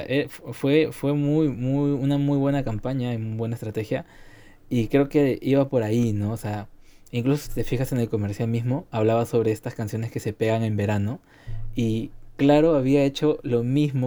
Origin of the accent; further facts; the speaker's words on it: Peru; como peruanos que somos